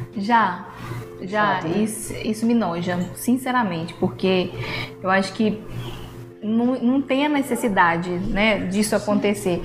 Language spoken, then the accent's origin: Portuguese; Caratinga, Minas Gerais, Brazil; Sou daqui de Caratinga, trabalho muito aqui, amo ser da minha cidade, amo a minha cidade